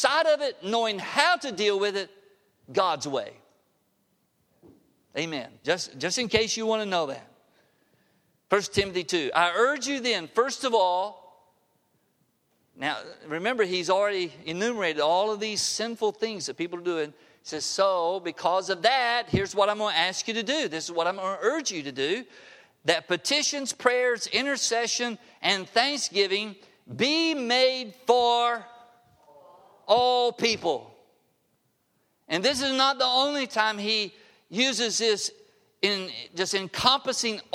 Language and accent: English; the South, United States; moved away; I grew up in the South